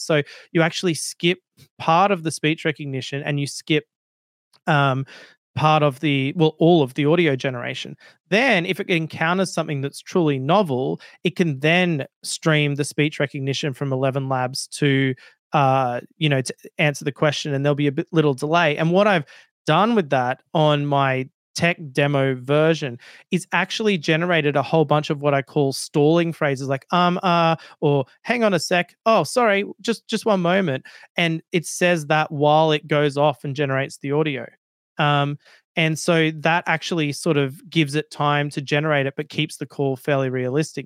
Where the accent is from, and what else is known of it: Australia; accent: Australian